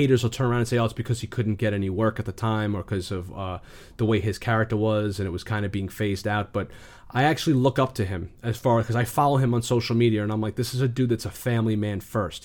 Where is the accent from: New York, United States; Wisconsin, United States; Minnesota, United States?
New York, United States; New York City; I'm from the Bronx.